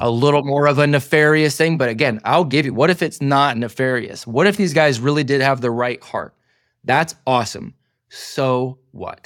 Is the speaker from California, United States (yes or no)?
yes; California, United States; my hometown in California